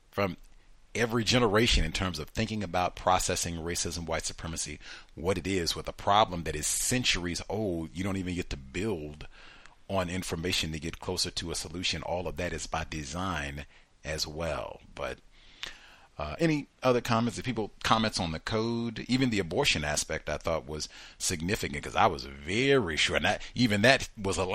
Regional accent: Wilmington, North Carolina, United States; I was raised in Wilmington, North Carolina.

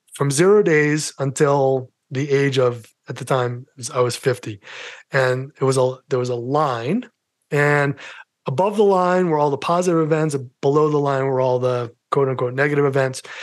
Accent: New York City, New York, United States; accent: New York; moved away as an adult; now in Colorado, United States; my New York accent

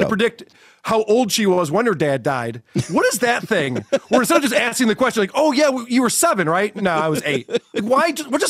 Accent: Florida, United States; No, I grew up in Florida.

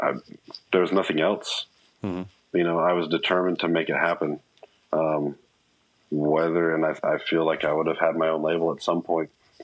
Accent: Papua New Guinea; However, growing up in Papua New Guinea was phenomenal.

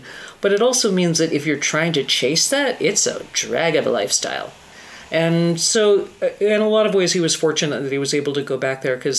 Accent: Fairbanks, Alaska, United States; born there; Fairbanks, Alaska is where I was born.

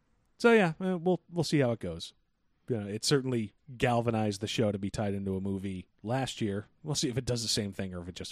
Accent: Belize; I'm from Belize, and that's why I don't want to fucking go back there.

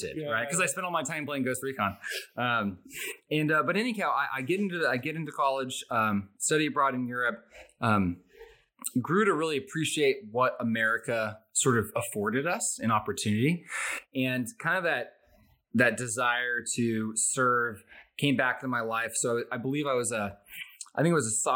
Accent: Arizona, United States; also born or lived in Alaska; I grew up in Arizona

